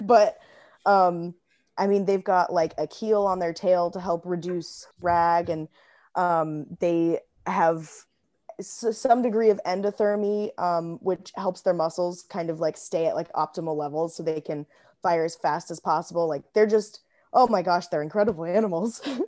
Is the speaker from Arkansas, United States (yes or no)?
no; Arizona, United States; also born or lived in Illinois; I moved to Arizona when I was ten